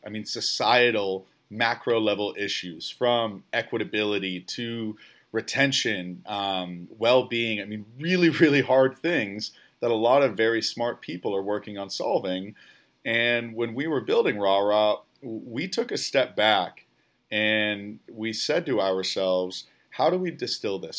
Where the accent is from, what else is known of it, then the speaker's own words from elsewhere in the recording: about forty miles west of Chicago, Illinois, United States; moved away as an adult; also born or lived in Oklahoma; I'm a kid from the Midwest as well, about forty miles west of Chicago